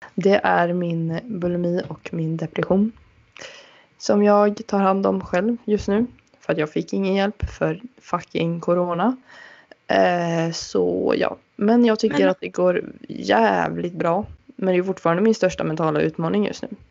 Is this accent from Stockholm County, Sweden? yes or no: no; Uddevalla, Västra Götaland, Sweden; Min hemstad Uddevalla